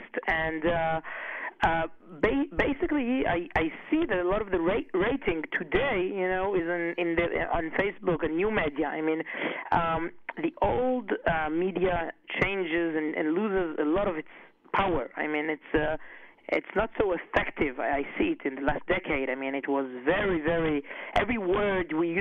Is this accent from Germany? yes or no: no; Herzliya, Tel Aviv District, Israel; I grew up in Herzliya, which is a city near Tel Aviv.